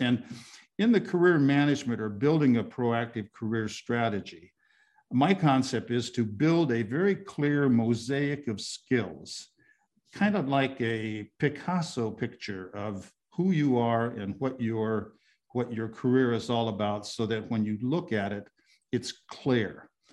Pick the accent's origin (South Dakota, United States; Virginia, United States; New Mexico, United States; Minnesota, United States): South Dakota, United States; moved away; I'm originally from South Dakota.